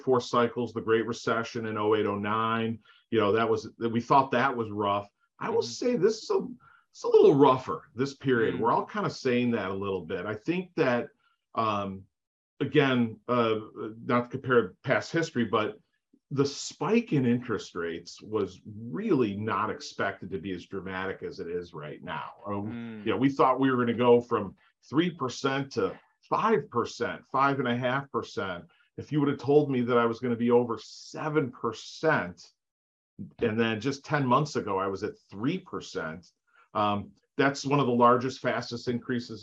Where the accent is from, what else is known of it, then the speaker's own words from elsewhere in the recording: Northbrook, Illinois, United States; I grew up in the Chicagoland area, a suburb north of Chicago, the North Shore area called Northbrook